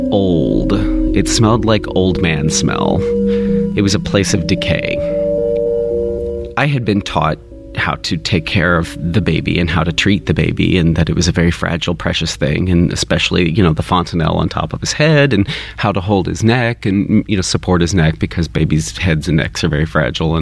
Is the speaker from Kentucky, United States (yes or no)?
yes; Kentucky, United States; I grew up in Kentucky